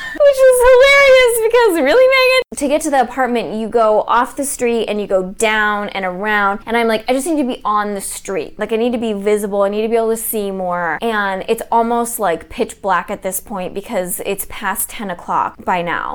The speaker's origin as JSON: {"language": "English", "country": "United States", "tie": "born or raised there", "said": "I grew up in America"}